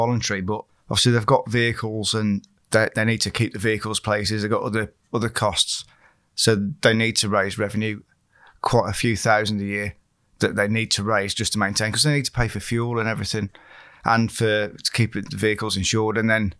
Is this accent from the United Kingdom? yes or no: yes; West Midlands, United Kingdom; originally, I'm from Staffordshire, not Shropshire, so I didn't know what was around here.